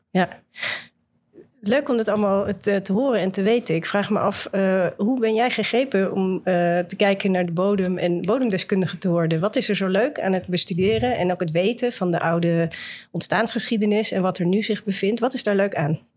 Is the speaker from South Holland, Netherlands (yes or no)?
yes; Voorschoten, South Holland, Netherlands; ik ben opgegroeid in Voorschoten.